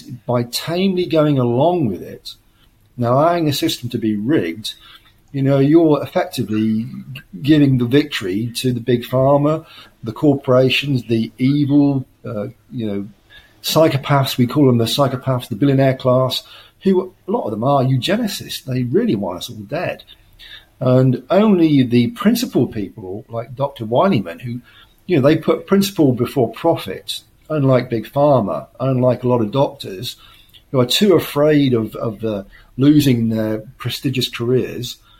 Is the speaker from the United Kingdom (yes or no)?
yes; United Kingdom